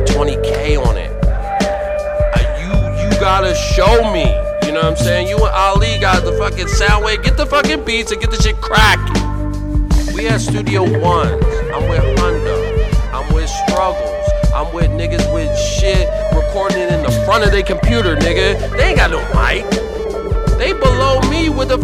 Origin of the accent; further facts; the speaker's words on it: San Diego, California, United States; I'm from Dago